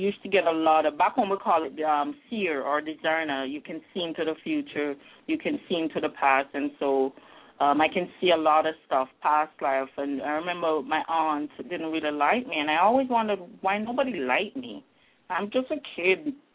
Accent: Jamaica; now in Halifax, Canada; I grew up in Jamaica

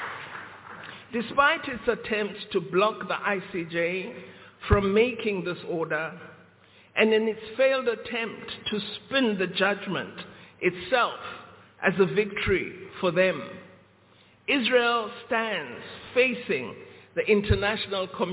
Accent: South Africa; we, as the people of South Africa

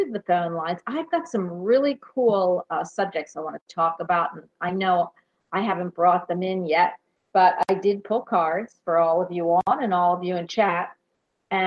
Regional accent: Philadelphia, Pennsylvania, United States; I'm from Philadelphia

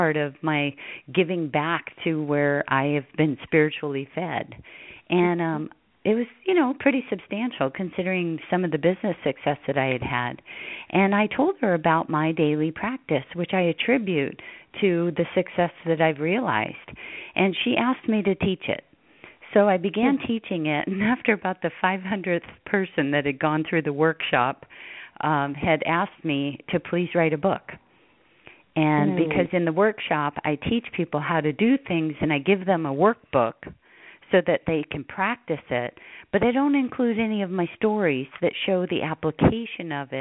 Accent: Hawaii, United States; moved away as an adult; I grew up in Hawaii. I was the last of 10 children, raised on the beach

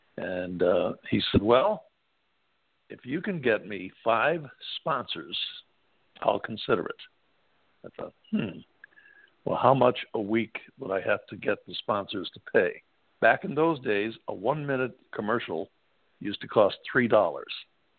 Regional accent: Syracuse, New York, United States; because I grew up in the Syracuse area

